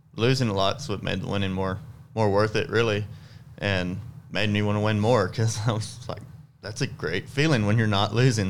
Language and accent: English; South Texas, United States; I'm from South Texas